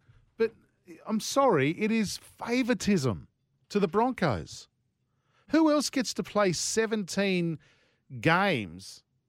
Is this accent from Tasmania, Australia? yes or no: no; Yagoona, New South Wales, Australia; I lived at Yugoona